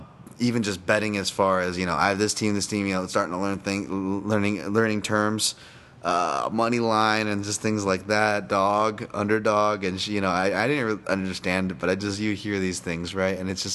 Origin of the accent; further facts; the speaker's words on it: New York City, New York, United States; I'm from Brooklyn, so I was all digging it.